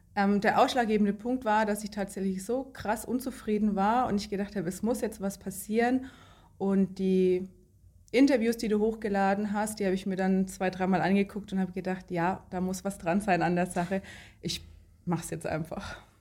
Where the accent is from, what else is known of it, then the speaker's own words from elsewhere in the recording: Lower Franconia, Bavaria, Germany; ich komme aus Unterfranken in Bayern. Zwischen Bamberg und Schweinfurt ist das, kleines Dorf, in dem ich wohne.